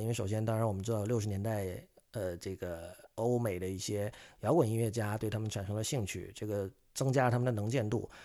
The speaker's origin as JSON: {"language": "Chinese", "town": "Shenzhen", "region": "Guangdong", "country": "China", "tie": "born or raised there", "said": "我的家乡深圳"}